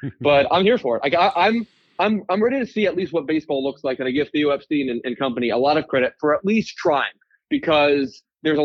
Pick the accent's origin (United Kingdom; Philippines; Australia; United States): United States; Philadelphia, Pennsylvania; my hometown team